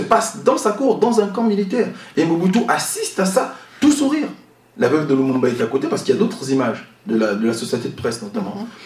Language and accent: French; Gabon; mon pays, le Gabon, parce que je suis gabonais.